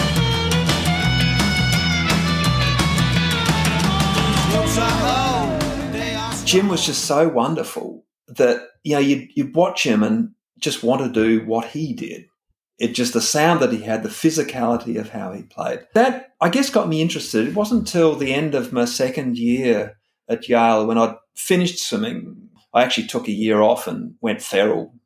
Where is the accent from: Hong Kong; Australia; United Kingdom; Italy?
Australia; Adelaide, South Australia; moved away as an adult; also born or lived in Washington, D.C.; now in Sydney, Australia; I'm from Adelaide, even though I live in Sydney now.